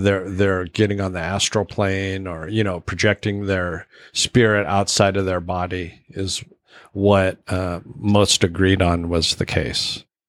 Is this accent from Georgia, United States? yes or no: no; Alaska, United States; I grew up in Alaska